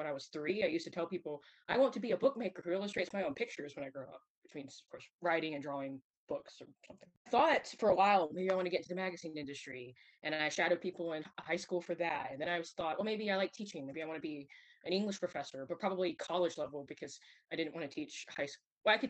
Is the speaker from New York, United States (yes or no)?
no; Alabama, United States; And I told them, they're like, wait, you're from Alabama.